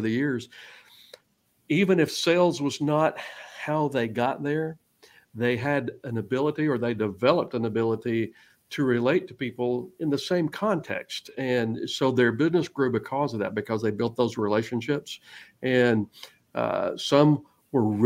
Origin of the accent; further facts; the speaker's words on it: Georgia, United States; now in Texas, United States; I'm originally from Georgia